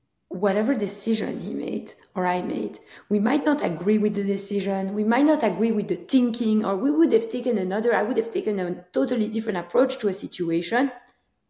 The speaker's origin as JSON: {"language": "English", "town": "Antwerp", "region": "Flanders", "country": "Belgium", "moved": "as an adult", "lives_now": "United States", "said": "I'm originally from Belgium, Antwerp, Belgium"}